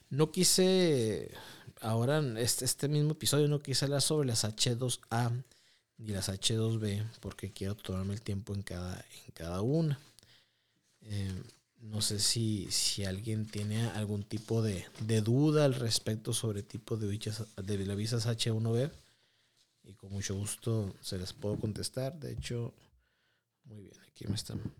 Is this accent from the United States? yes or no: yes; United States; born there; yo nací en Estados Unidos, pero nunca, nunca, he ido nunca he ido para allá.